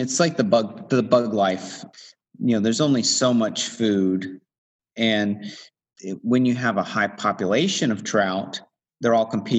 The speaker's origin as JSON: {"language": "English", "region": "Illinois", "country": "United States", "tie": "born or raised there", "also_born_or_lived": "Tennessee", "moved": "yes", "lives_now": "Townsend, United States", "said": "I grew up in Illinois and then moved down here and started fishing once I got here in Tennessee."}